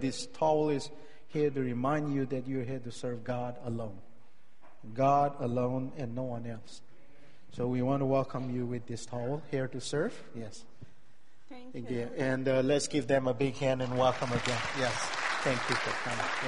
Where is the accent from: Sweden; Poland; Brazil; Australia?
Brazil; English is a second language; moved away as an adult; now in Santa Clara, United States; my English is not so good, and I'm just came from Brazil